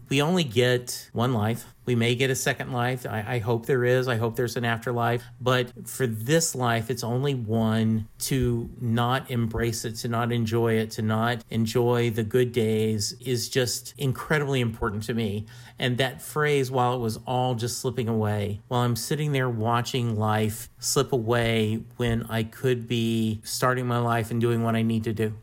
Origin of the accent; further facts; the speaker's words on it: Louisiana, United States; We are both from Louisiana